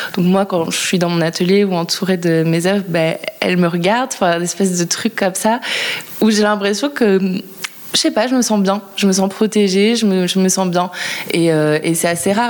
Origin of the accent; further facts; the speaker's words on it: La Rochelle, Nouvelle-Aquitaine, France; moved away as an adult; now in Paris, France; j'habite à Paris depuis une dizaine d'années et, euh, que je suis originaire de La Rochelle